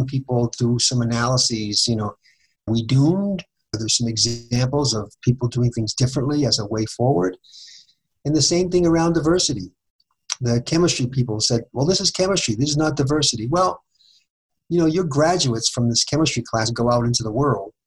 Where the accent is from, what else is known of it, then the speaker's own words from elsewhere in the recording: Boston, Massachusetts, United States; now in Fort Collins, United States; I grew up in Boston where we had public transportation.